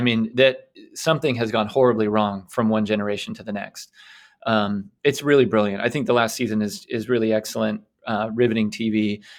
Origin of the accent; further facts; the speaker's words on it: United States; also born or lived in England; as an American